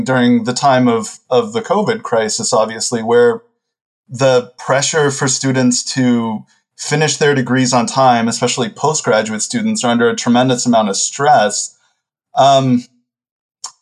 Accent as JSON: {"language": "English", "region": "Texas", "country": "United States", "said": "I'm from the U.S. I'm from Texas, and I went to university initially in Houston"}